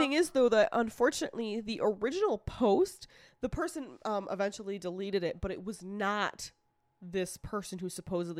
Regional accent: New York, United States; I'm a New Yorker.

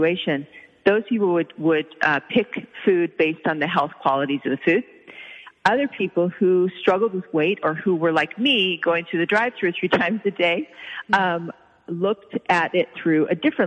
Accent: Oklahoma, United States; I grew up in Oklahoma

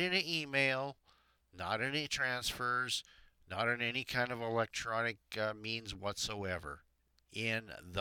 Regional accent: Alberta, Canada; I'm from Alberta.

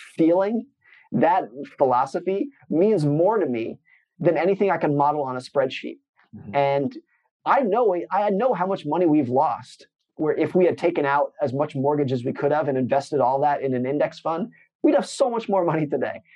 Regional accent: United States; I grew up in Lake Tahoe in an area that was not like most

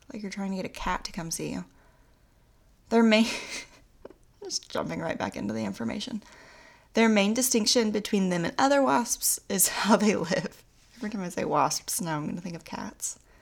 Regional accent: Oklahoma, United States; I'm also from Oklahoma, and we say things wrong

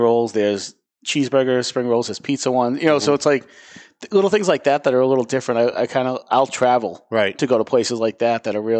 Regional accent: Everett, Massachusetts, United States; moved away; I'm from Everett originally

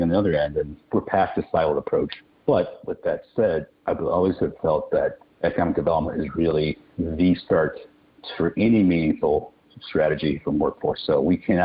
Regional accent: Milwaukee, Wisconsin, United States; moved away as an adult; also born or lived in Southwest Pennsylvania; I ran the workforce system in my hometown, Milwaukee, Wisconsin.

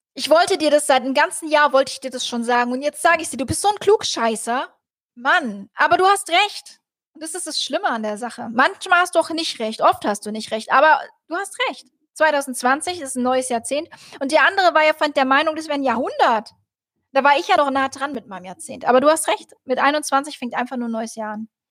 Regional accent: Rüsselsheim, Hesse, Germany; da habe ich in Rüsselsheim, da wo ich herkomme, Opelstadt habe ich im Hotel gearbeitet

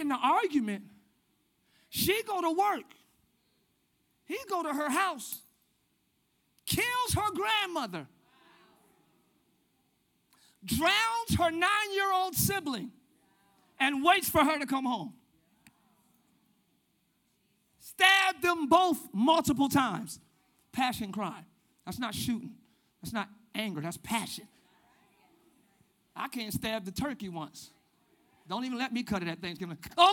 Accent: Willingboro, New Jersey, United States; My hometown in Willingboro, New Jersey

